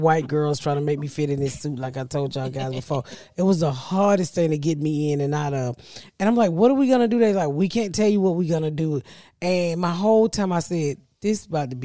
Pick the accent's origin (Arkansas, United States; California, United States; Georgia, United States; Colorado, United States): Georgia, United States; Atlanta; my hometown, Atlanta. I love the fuck out of my city, Atlanta